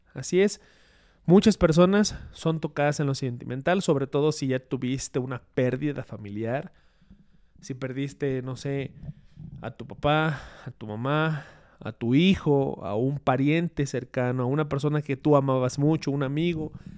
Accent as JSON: {"language": "Spanish", "country": "Mexico", "said": "nosotros tenemos como mexicanos"}